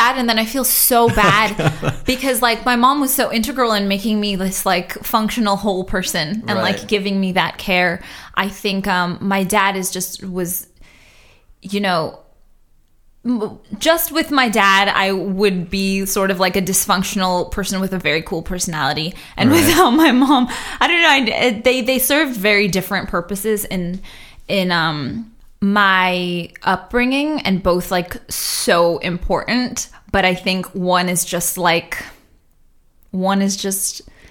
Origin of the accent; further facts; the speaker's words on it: Boston, Massachusetts, United States; born there; also born or lived in Trinidad; I didn't actually like move to the States until I was 7 or so. Okay. But I am a. Yeah, I was born in Boston.